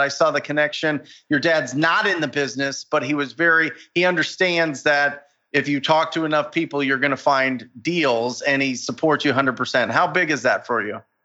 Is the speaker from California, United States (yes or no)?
no; Arizona, United States; my home state of Arizona